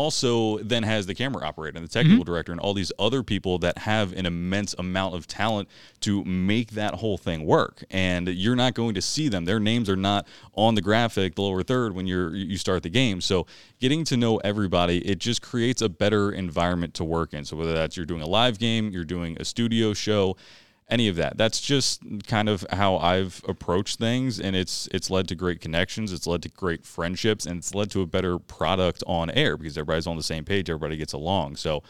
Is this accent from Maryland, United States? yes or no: yes; Maryland, United States; I'm from Howard County, so you know it would have been